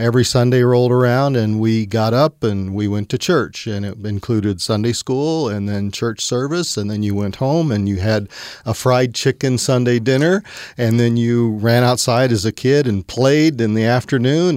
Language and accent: English; central Missouri, United States; growing up in the Midwest, which was Bible Belt, and uh, quite mm. frankly, I guess we were on the northern end central Missouri